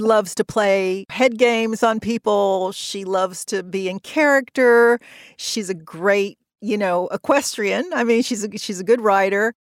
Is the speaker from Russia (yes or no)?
no; the South, United States; moved away; I grew up in the South